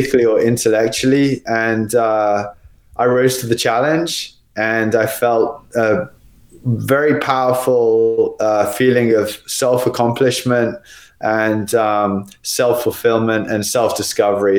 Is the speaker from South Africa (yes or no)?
no; Australia; also born or lived in United Kingdom; now in Spain; Actually born there, but I was raised in Australia